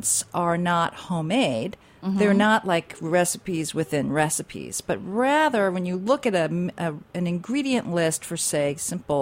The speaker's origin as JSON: {"language": "English", "town": "New York City", "region": "New York", "country": "United States", "said": "as a New Yorker"}